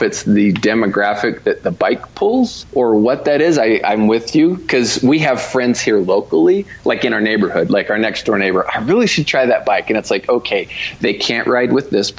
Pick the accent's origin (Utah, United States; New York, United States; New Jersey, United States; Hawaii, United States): Utah, United States; I am from Utah